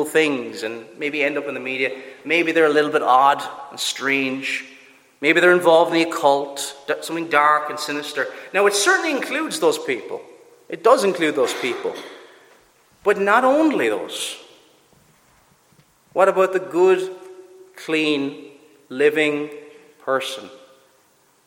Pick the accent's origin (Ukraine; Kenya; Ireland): Ireland; Cork, Munster; I'm from Cork, I do certain things that are very typical of Cork people